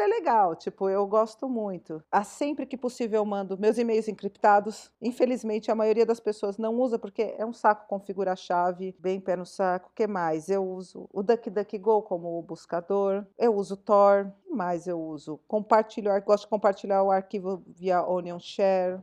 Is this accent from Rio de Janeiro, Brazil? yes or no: no; São Paulo, Brazil; Eu não sou de Campinas, eu sou de São Paulo